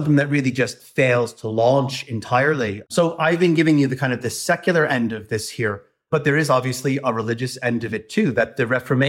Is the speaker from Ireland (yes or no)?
yes; Ireland; As someone who would have been raised as an Irish nationalist